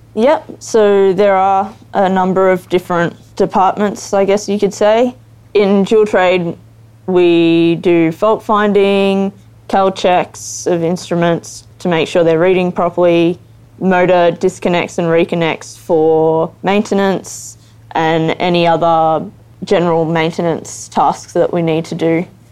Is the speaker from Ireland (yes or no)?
no; Geelong, Victoria, Australia; I grew up in Geelong